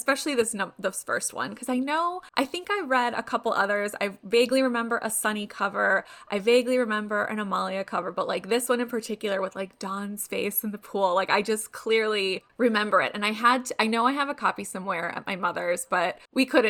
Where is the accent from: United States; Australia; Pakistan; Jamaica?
United States; Chicago, Illinois; now in California, United States; I'm from Chicago originally